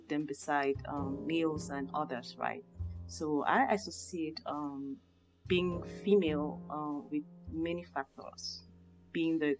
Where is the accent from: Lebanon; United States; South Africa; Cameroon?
Cameroon; moved away; growing up in Cameroon